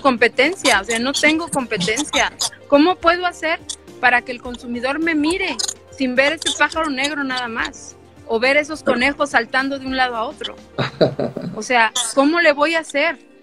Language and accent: Spanish; Mexico City, Mexico; soy chilanga